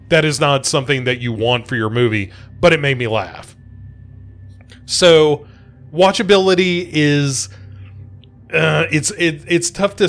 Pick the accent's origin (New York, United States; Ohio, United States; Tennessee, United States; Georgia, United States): Tennessee, United States; Adams; I live, you know, within 20, 30 miles of the Bellwitch Cave. And when I grew up near Adams, Tennessee, which is referenced in the movie